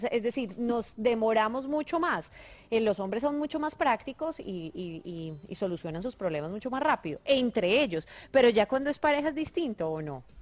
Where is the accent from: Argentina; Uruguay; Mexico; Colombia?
Mexico; Monterrey, Nuevo León; Yo, soy, regia, tranquilo.